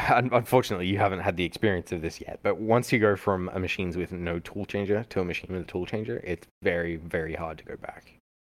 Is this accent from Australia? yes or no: yes; Australia; moved away; growing up in Australia, uh, yeah, everything was centimeters and kilometers